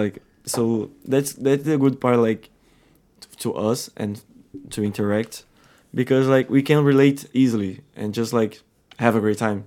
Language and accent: English; Rio de Janeiro, Brazil; now in Ireland; in Rio we we do got a lot of tourists